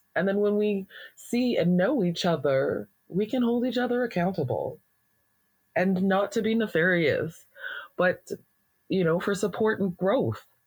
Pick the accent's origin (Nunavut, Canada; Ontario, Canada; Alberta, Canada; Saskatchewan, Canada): Alberta, Canada; being a Black person in Alberta